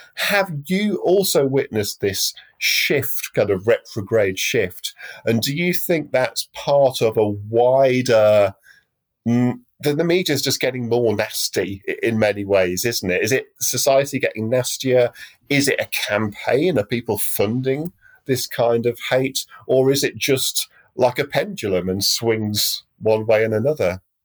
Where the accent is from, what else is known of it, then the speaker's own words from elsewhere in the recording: United Kingdom; moved away as an adult; also born or lived in London; now in Europe; I'm British, even though I live in Europe now